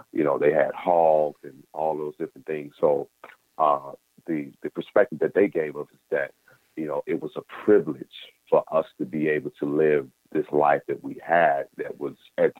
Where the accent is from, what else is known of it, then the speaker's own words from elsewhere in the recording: Mississippi, United States; Life for a black man in the 80s, growing up in Mississippi, it was a time where you kind of knew your place